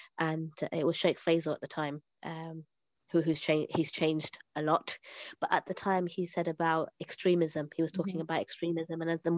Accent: London, United Kingdom; moved away as an adult; now in Syria; I'm from East London.

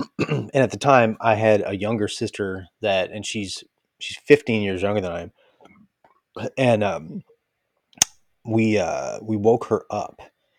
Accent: Athens, Attica, Greece; Athens, Greece.

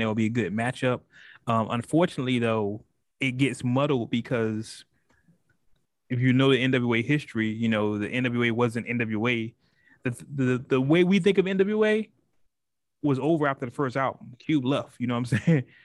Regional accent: West Coast, United States; I'm from the West Coast, and when you call somebody out, you call somebody out

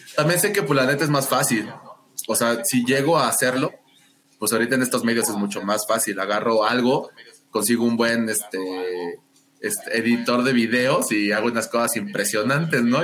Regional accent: Mexico; como todo niño mexicano

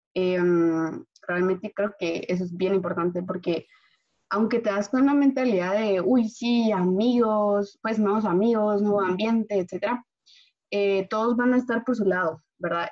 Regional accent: Guatemala; moved away

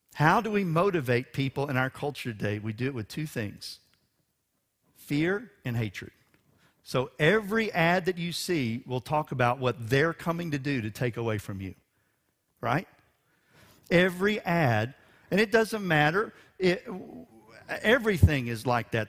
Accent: Houston, Texas, United States; for a Texan and for a Houstonian

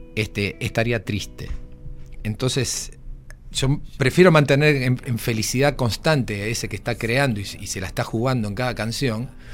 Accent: Argentina; moved away; Soy argentino.

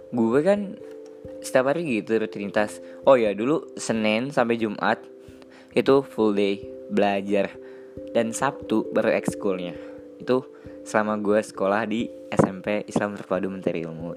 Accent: Karawang, West Java, Indonesia; lahir di Kerawang

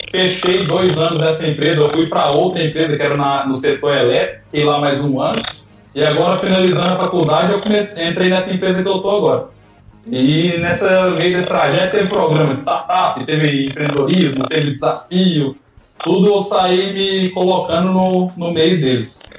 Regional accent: Minas Gerais, Brazil; now in Santa Catarina, Brazil; Eu sou de Minas, lá também tem cursos de mecatrônica

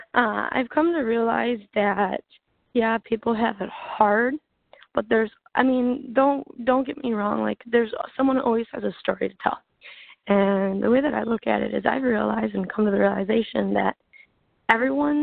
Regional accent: Michigan, United States; I'm from Michigan

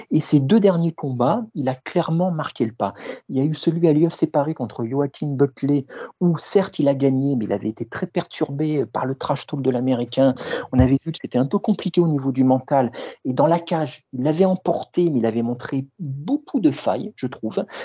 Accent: France; nous, forcément, en tant que Français francophones, éveille tout, particulièrement notre intérêt

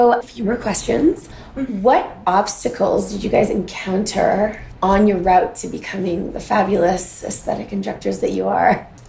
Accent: Canada; I'm from Canada.

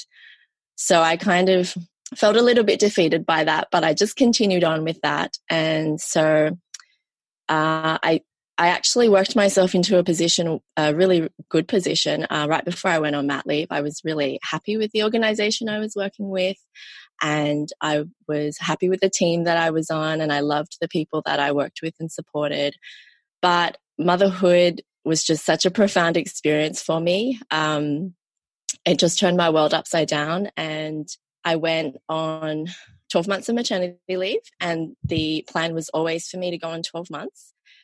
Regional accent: Sydney, New South Wales, Australia; also born or lived in Malaysia; I'm from Sydney, Australia

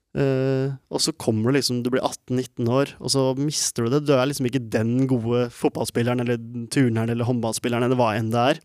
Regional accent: Norway; jeg er født i Norge med ikke en rik familie i det hele tatt, men en vanlig norsk familie

